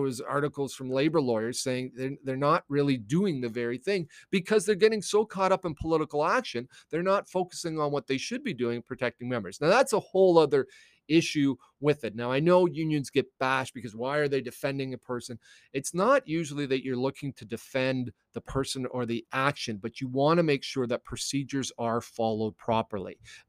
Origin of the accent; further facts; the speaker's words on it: United States; born there; I was born in the States.